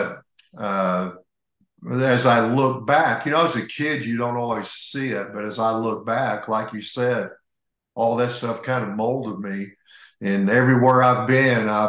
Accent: Indiana, United States; One of the things I remember from growing up in Indiana was my dad was a railroader, John

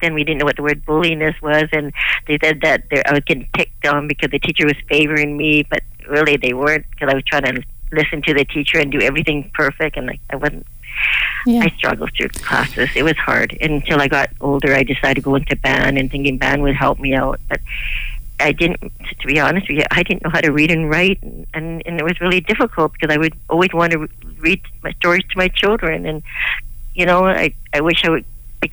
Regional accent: Victoria, British Columbia, Canada; now in Burnaby, Canada; I was raised and born in Victoria

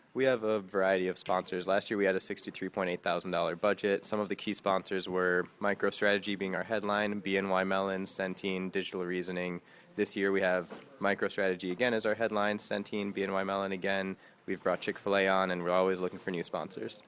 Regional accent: Plainfield, Illinois, United States; moved away; I'm from a town called Plainfield, Illinois

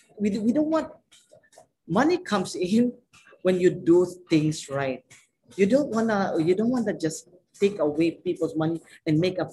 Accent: Philippines; I don't want to be biased, but I Filipino. Just take away me being a Filipino.

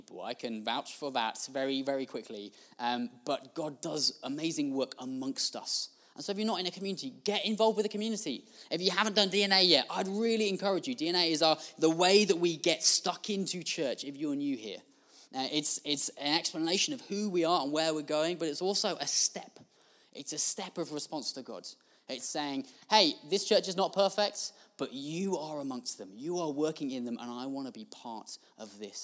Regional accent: United Kingdom; we're British

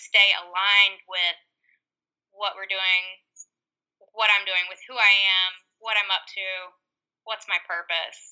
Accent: North Carolina, United States; also born or lived in Las Vegas, Nevada; I'm from North Carolina, but I was living in Las Vegas, Nevada when I had him

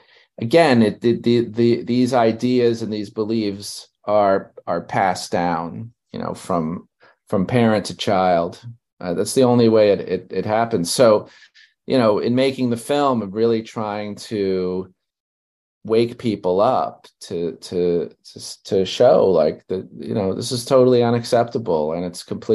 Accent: New York City, New York, United States; I grew up in Brooklyn, New York

